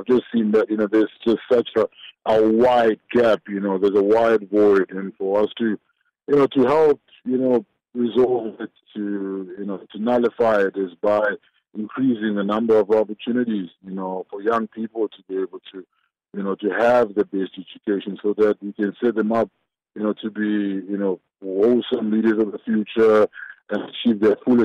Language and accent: English; Zimbabwe; now in South Africa; I was born in Zimbabwe, and I came across the border, you know, into South Africa